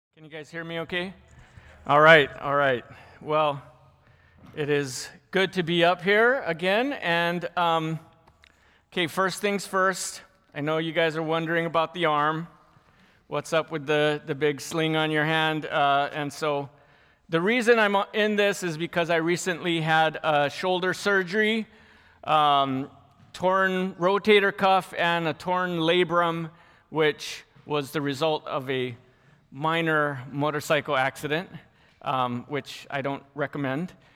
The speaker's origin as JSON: {"language": "English", "town": "Lahaina", "region": "Hawaii", "country": "United States", "tie": "born or raised there", "said": "I grew up in Lahaina, Maui, which is probably the best place in the world to grow up."}